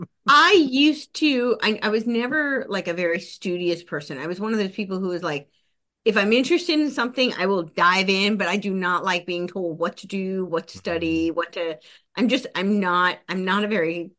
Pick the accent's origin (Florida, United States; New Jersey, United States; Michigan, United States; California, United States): New Jersey, United States; moved away; also born or lived in Los Angeles; I grew up right outside New York City. So it was very close to the George Washington Bridge